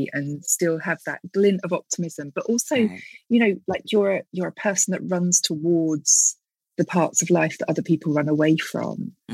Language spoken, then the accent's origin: English; United Kingdom; as a British person